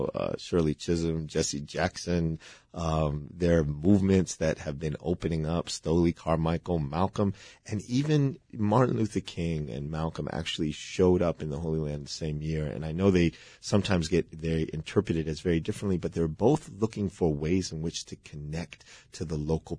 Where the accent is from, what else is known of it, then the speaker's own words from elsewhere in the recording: Palestine; now in Chicago, United States; I was Muslim and Palestinian